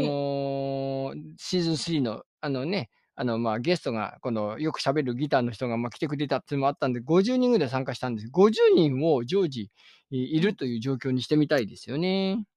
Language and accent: Japanese; Ishikawa, Japan; moved away; 僕、石川県民だった